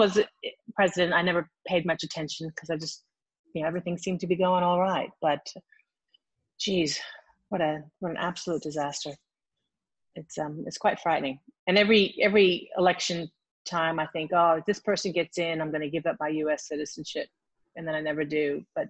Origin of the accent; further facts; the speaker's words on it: United States; accent: American; now in Sydney, Australia; I think I'm on track to now live more than half my life, I hope, if I live long enough in Australia. So I'm probably will end up being more Australian than American, despite my accent, which twangs a little bit.